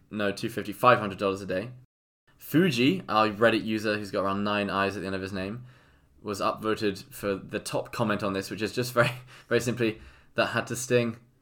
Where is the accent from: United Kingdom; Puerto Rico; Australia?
United Kingdom; England; I'm English.